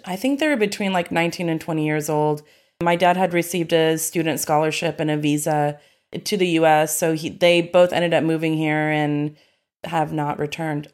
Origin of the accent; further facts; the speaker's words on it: Springdale, Arkansas, United States; also born or lived in Fayetteville, Arkansas; now in Austin, United States; I was born in Fayetteville, Arkansas, which is in the northwest region of the state. It's in the Ozarks. It's really beautiful. I was born there. I was raised in Springdale